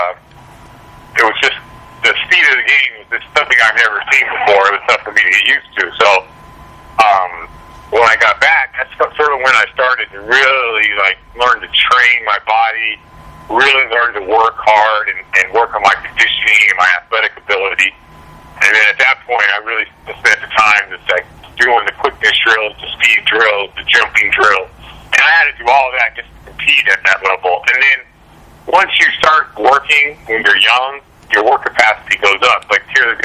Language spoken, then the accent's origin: English; Seattle, Washington, United States; I grew up in Seattle, a small town in Seattle